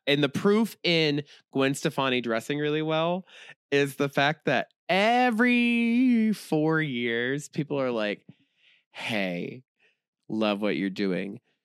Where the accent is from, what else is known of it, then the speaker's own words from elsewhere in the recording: Jacksonville, Florida, United States; also born or lived in Tallahassee; I grew up here